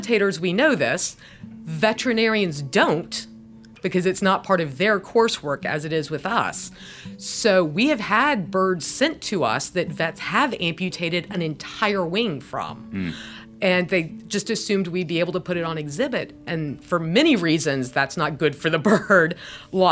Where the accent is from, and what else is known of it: Atlanta area, Georgia, United States; born or raised there